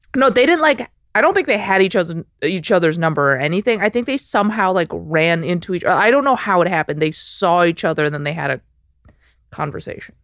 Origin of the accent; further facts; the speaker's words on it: Chicago, Illinois, United States; I'm from Chicago, the suburbs